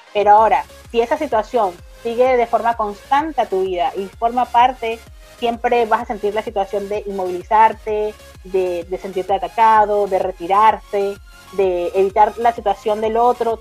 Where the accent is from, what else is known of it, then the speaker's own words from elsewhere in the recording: Caracas, Capital District, Venezuela; moved away as an adult; now in Argentina; soy de la ciudad de Caracas, de Venezuela